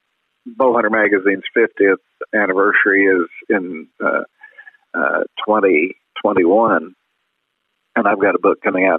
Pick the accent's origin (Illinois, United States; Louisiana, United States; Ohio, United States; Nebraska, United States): Illinois, United States; moved away as an adult; also born or lived in Indiana / Montana; I grew up in Illinois and Indiana